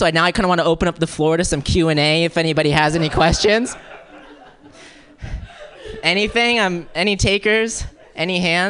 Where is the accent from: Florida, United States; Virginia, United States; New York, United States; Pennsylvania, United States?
Florida, United States; moved away as an adult; also born or lived in Wisconsin; I'm from Florida. I grew up in Florida, and I went to school there, and then after school I ended up moving to Wisconsin, got my first taste of the Midwest